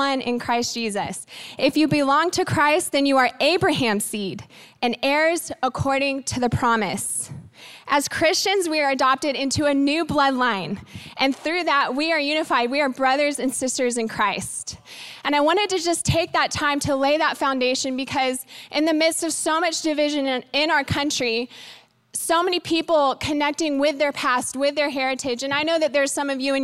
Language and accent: English; Washington, District of Columbia, United States; I was born in Washington, D.C. at Walter Reed Hospital